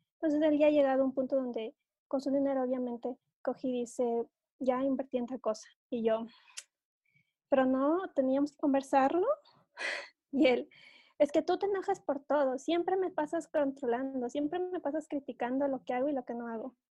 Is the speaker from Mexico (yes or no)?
no; Ecuador; aquí en mi país